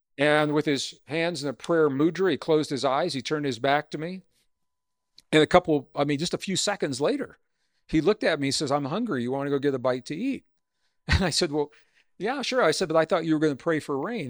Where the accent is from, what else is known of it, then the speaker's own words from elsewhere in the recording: Missouri, United States; I grew up in Missouri